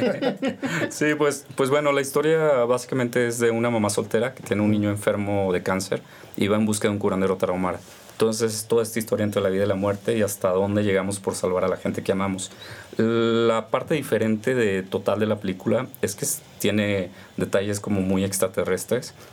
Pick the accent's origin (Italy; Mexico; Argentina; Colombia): Mexico; Veracruz; moved away as an adult; also born or lived in Sinaloa; nosotros crecimos en Veracruz por el trabajo de mi papá, no tenemos familia en Veracruz